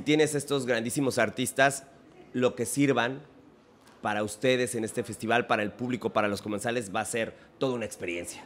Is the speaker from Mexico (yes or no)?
yes; Mexico; Yo como mexicano, como tu paisano, como tu carnal de barrio desde que éramos así